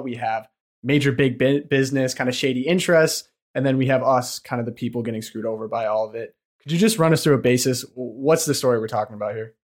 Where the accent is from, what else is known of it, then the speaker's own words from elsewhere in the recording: Detroit, Michigan, United States; also born or lived in Ave Maria, Florida; I grew up in the Detroit area